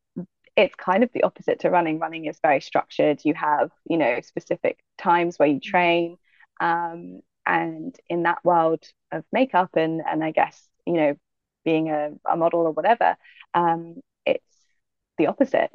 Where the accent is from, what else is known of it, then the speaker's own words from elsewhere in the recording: Manchester Parish, Jamaica; moved away; also born or lived in United States; I was, yeah, raised in Jamaica, in um, the hills, in Manchester which is where my family are from